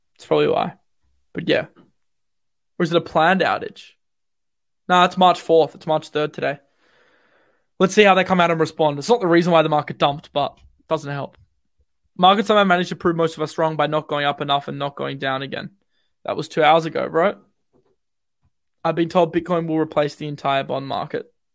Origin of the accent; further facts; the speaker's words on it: Australia; Bloody, bloody Aussie